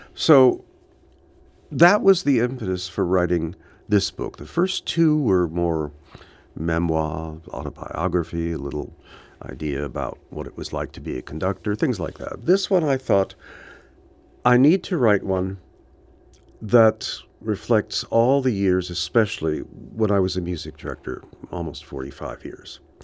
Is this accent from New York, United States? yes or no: no; Los Angeles, California, United States; I grew up in Hollywood.